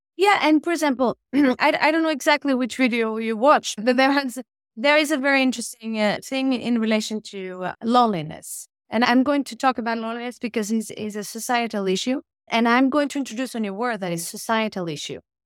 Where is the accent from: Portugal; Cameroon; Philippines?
Portugal; moved away as an adult; also born or lived in Porto, Portugal / Rome, Italy / Berlin, Germany; now in Oslo, Norway; I'm from Portugal, so I left Portugal when I was, uh, twenty-two to study architecture in Italy.